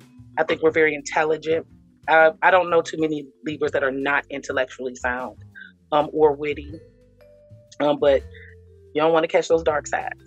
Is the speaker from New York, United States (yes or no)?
no; Cleveland, Ohio, United States; I live in Ohio, Cleveland, Ohio.